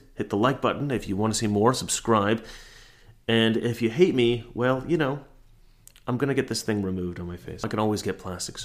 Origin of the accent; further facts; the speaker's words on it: Oregon, United States; We're both from Oregon. We both grew up at about the same time, knew very similar types of people